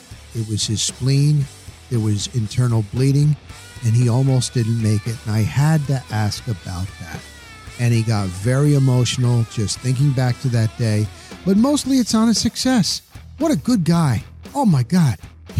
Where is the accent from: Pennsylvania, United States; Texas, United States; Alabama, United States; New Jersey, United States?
New Jersey, United States; also born or lived in Denver, Colorado; now in Tampa Bay, United States; I'm from Jersey.